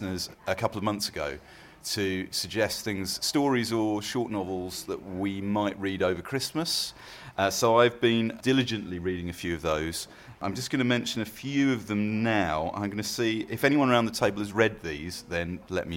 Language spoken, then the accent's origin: English; Redhill, South East England, United Kingdom; I was born in Red Hill